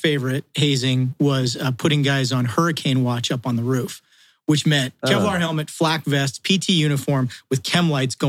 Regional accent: Tehachapi, California, United States; also born or lived in Redondo Beach, California; I was born in Redondo Beach, California. We were talking about this on the drive up. I spent my formative years in a little town called Tehachapi, California.

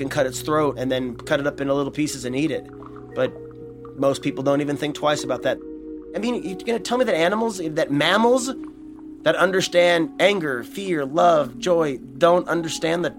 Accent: United States; I'm an American

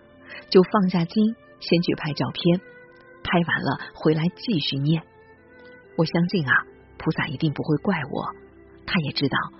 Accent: Hangzhou, Zhejiang, China; now in Dali, China; 我呢是一个土生土长的杭州人，连杭州这样的城市都不待，一到大理来生活，而且还被他迷住了。

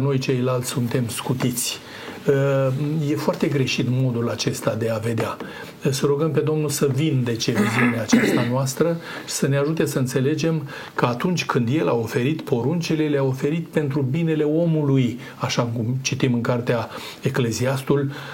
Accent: Romania; noi ca români

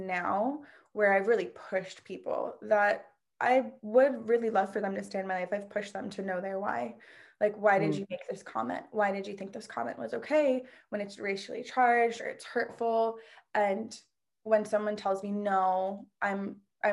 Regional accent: Washington, District of Columbia, United States; also born or lived in Queens, New York; I was raised in DC, like outside of DC

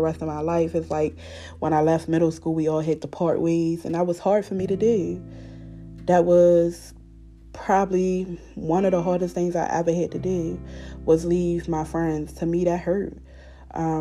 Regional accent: Baltimore, Maryland, United States; moved away as an adult; now in Elkins Park, United States; I grew up in Baltimore City. And growing up in Baltimore City, I lost a lot of people that was close to me.

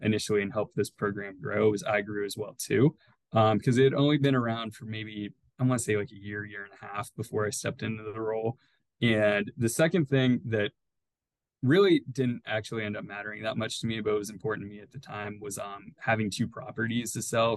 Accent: Youngstown, Ohio, United States; I grew up in Youngstown, Ohio

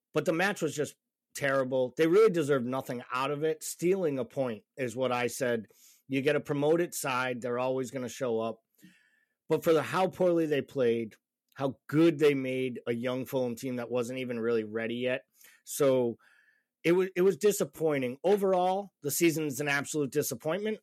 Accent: Massachusetts, United States; I'm from Massachusetts

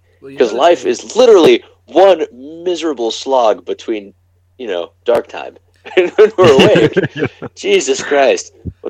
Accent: United States; I'm an American.

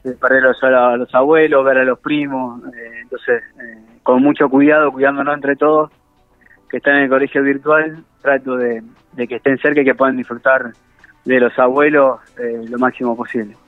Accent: Rufino, Santa Fe, Argentina; moved away; crecí en Rufino

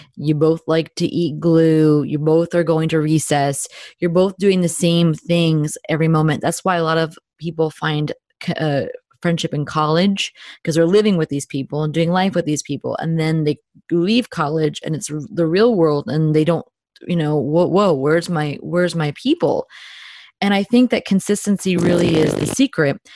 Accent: New Jersey, United States; I am a Jersey girl through and through, born and bred in New Jersey.

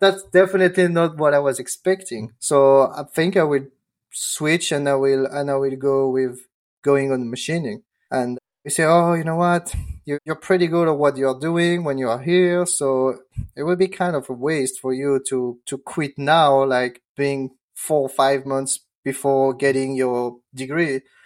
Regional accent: France; English is a second language; moved away; I'm from France. I'm not from the U S.

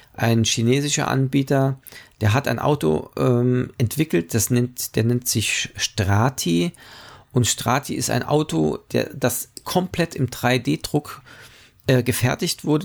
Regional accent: Germany; wir als Deutsche

